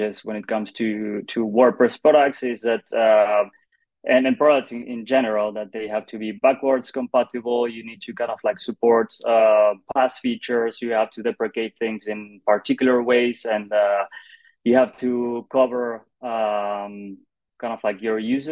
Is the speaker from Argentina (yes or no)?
yes; Argentina; moved away as an adult; now in Barcelona, Spain; I'm originally from Argentina. During the pandemic, I moved to Spain, to Barcelona